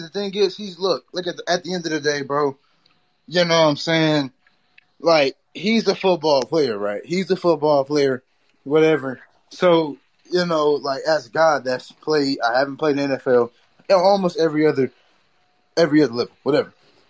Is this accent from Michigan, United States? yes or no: no; Texas, United States; I'm from Texas. So, like, I just like the Steelers more, but I always did catch a Cowboys game